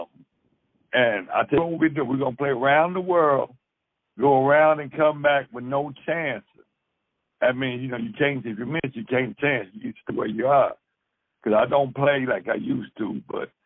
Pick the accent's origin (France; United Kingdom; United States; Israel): United States; Louisville, Kentucky; I'm from Louisville